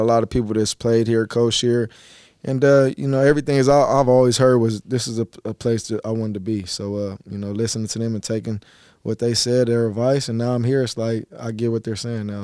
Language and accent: English; California, United States; I was born in Cali, and they ended up raising me in Cali